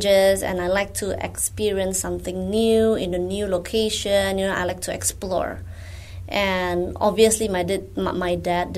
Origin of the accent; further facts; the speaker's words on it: Indonesia; moved away as an adult; now in Singapore; I'm Indonesian, not Singaporean, but I feel like I'm Singaporean because I have been here since 2004